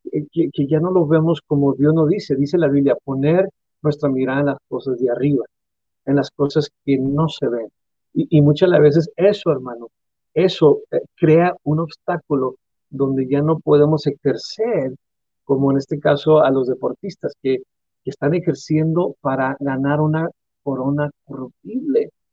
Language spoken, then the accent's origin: Spanish; Mexico; como cultura mexicana